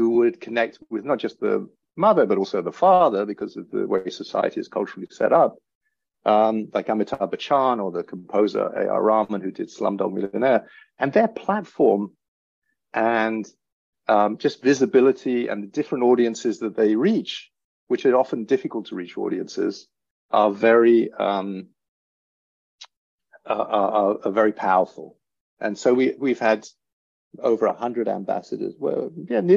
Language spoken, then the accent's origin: English; England, United Kingdom; accent: English; now in United States; in the States, which is where I'm based, despite my English accent